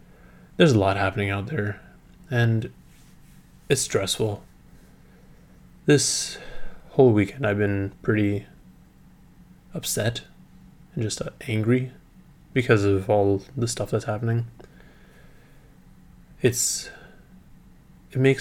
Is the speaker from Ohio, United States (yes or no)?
no; San Leandro, California, United States; my hometown of San Leandro